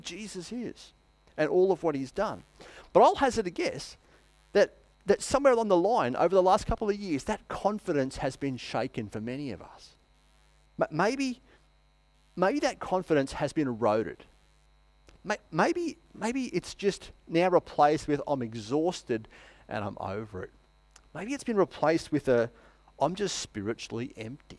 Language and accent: English; Queensland, Australia; now in Wangaratta, Australia; I'm just set in my ways as a Queenslander